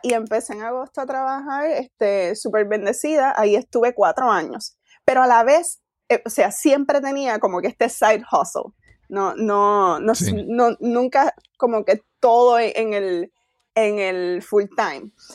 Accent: Isabela, Puerto Rico; moved away as an adult; now in Queens, New York, United States; nacida y criada en Isabela

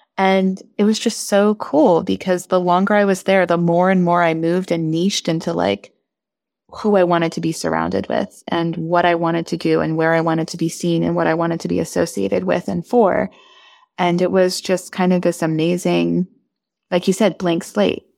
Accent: Bay Area, California, United States; moved away as an adult; also born or lived in Portland / Miami; now in Washington, D.C., United States; I was from the Bay Area in California

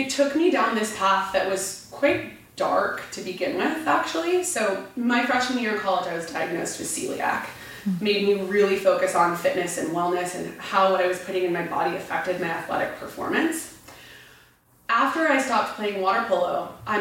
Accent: Orange County, California, United States; first language Spanish; English is a second language; moved away as an adult; also born or lived in San Francisco Bay Area; now in Los Angeles, United States; I grew up in Orange County

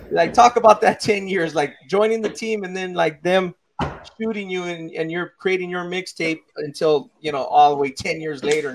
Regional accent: South Gate, California, United States; Growing up in Southgate

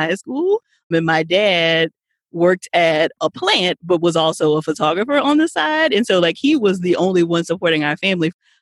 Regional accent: Louisiana, United States; Born and raised in Louisiana.

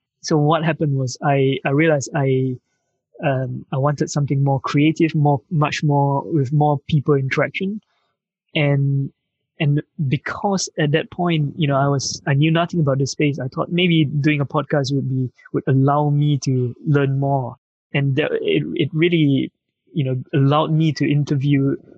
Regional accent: Malaysia; moved away as an adult; now in United Kingdom; I'm from Malaysia. I grew up in Malaysia. I came to the UK 15 years ago. So I studied in university here

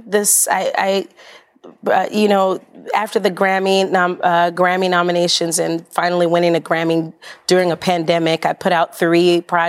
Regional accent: Oakland, California, United States; also born or lived in New Orleans, Louisiana; I'm originally from New Orleans, raised in Oakland, California

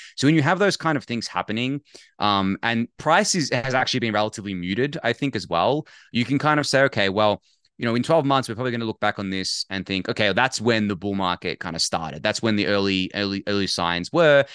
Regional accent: Australia

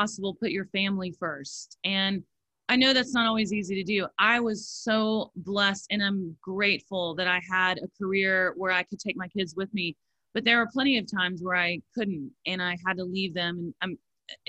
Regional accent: Missouri, United States; moved away; I'm from Missouri, which is right next to Kansas

